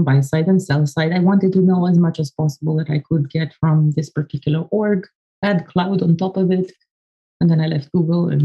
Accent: Romania; I come from Romania. I was born in 83 and to a family of nerds.

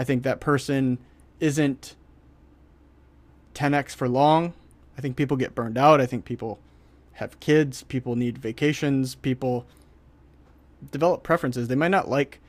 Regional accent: Detroit, Michigan, United States; I'm from Detroit. Detroit

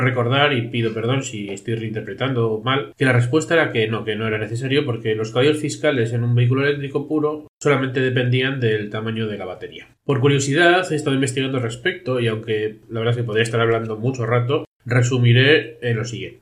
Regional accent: Bilbao, Basque Country, Spain; soy ciudadano de Bilbao

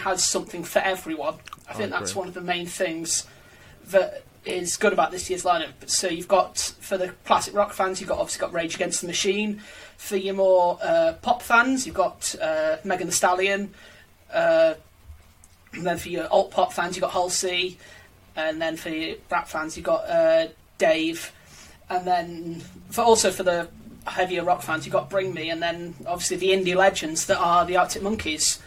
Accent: Staffordshire, West Midlands, United Kingdom; I'm from Staffordshire. And when you were from Staffordshire, part of the rite of passage when you were in sixth form was to go to V Festival

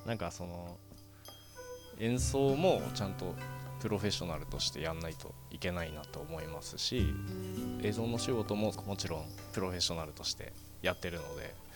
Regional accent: Morioka, Iwate, Japan; moved away as an adult; now in Sendai, Japan; 生まれは盛岡ですね。

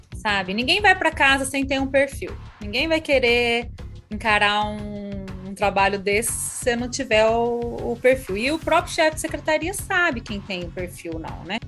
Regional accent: Camanducaia, Minas Gerais, Brazil; moved away as an adult; now in Curitiba, Brazil; fiquei em Camanducaia, né? Na minha cidade natal

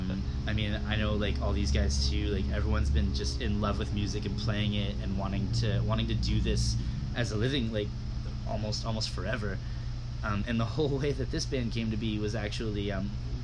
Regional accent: Georgetown, Ontario, Canada; I grew up in Georgetown.

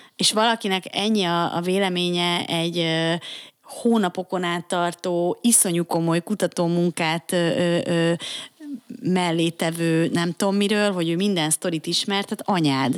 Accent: Budapest, Hungary; én Óbudán nőttem fel.

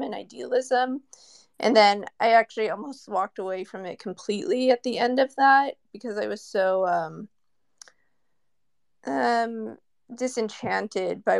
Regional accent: Silicon Valley, California, United States; I'm from Silicon Valley, and everyone in my family is an engineer, my brother, my parents.

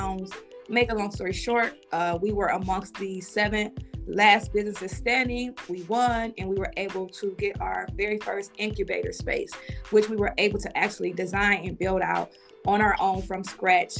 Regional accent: East Cleveland, Ohio, United States; I am from Cleveland, Ohio, raised in East Cleveland, Ohio

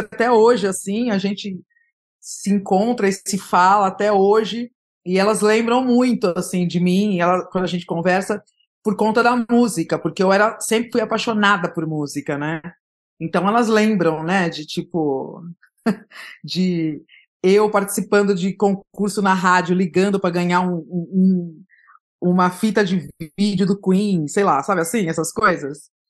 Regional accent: São Paulo, Brazil; eu sou de São Paulo, eu nasci na Zona Leste de São Paulo, no, na Vila Carrão, mas eu fui criada no Jardim Aricanduva, que é um bairro próximo

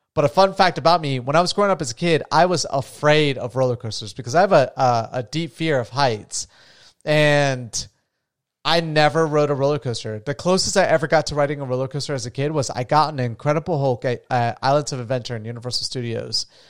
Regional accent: Florida, United States; moved away; I'm from Florida originally

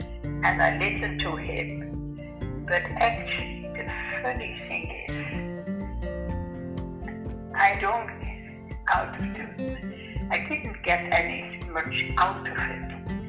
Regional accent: Ireland; because I thought my age group, being Irish, it would be more

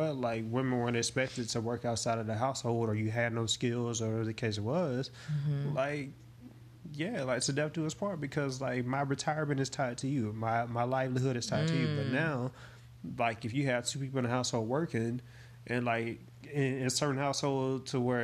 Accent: the South, United States; I'm from the South

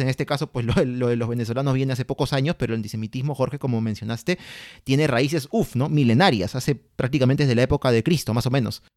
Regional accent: Peru

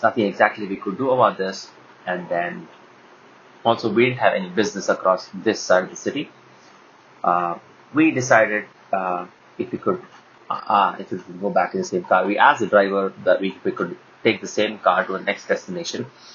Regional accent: India; We're all from India

